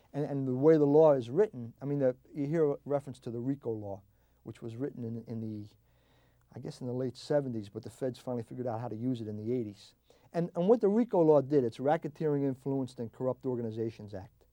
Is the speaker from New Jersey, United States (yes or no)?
yes; New Jersey, United States; also born or lived in South Philadelphia, Pennsylvania; I grew up in South Jersey